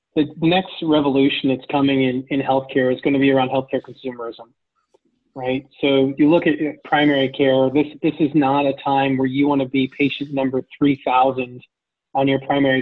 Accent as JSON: {"language": "English", "region": "Ohio", "country": "United States", "said": "I'm from Ohio where we used to have MAC cards"}